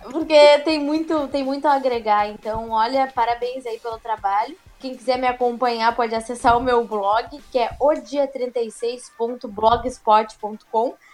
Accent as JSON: {"language": "Portuguese", "town": "Arroio Grande", "region": "Rio Grande do Sul", "country": "Brazil", "tie": "born or raised there", "said": "eu tenho um programa de rádio todo sábado, numa rádio de Arroio Grande, que é a minha cidade natal e também, né, do Barão de Mauá."}